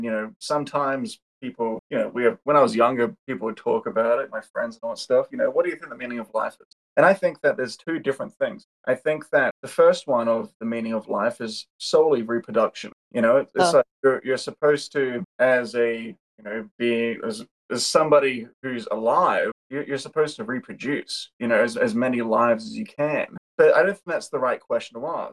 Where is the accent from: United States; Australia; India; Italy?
Australia; I'm based in Australia. I'm Australian.